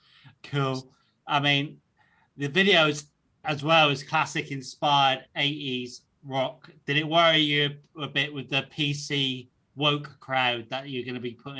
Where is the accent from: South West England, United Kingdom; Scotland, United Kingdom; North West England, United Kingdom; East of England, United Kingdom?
South West England, United Kingdom; now in North East England; I'm from down south originally. I'm from a place in Devon, which is like right down the bottom, and I now live in the northeast with the Geordies, YI and all that. So yeah, my accent's all over.